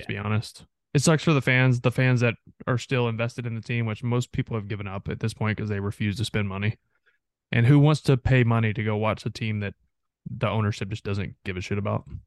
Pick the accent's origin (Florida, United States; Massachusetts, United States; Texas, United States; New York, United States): Texas, United States; Texarkana; I grew up on the Texas side of Texarkana